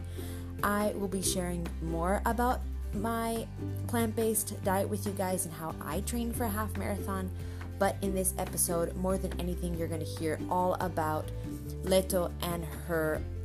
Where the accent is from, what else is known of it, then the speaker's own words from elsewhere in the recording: United States; now in Barcelona, Spain; I'm American